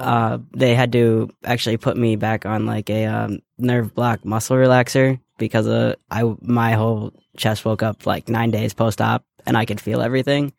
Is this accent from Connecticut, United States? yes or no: no; Ohio, United States; I was born and raised in Ohio, so I have yet to change my Ohio residency.